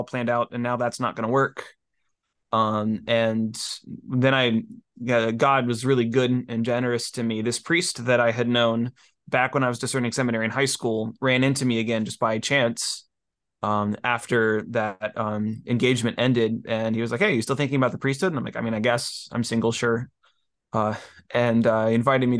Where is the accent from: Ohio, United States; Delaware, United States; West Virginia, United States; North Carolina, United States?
Ohio, United States; also born or lived in New Hampshire; I moved back to Ohio from New Hampshire after college